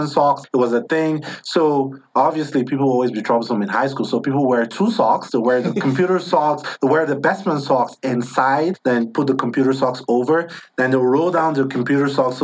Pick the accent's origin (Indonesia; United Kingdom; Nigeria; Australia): Nigeria; moved away as an adult; now in United States; where I grew up back home in Nigeria